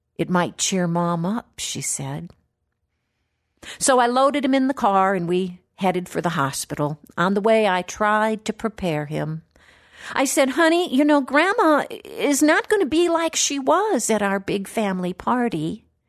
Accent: Wisconsin, United States; now in Florida, United States; there in my hometown

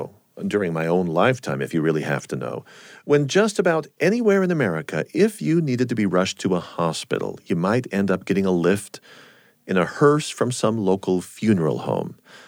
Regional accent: San Diego, California, United States; Well, I myself was just a four-year-old Navy brat growing up in San Diego, California.

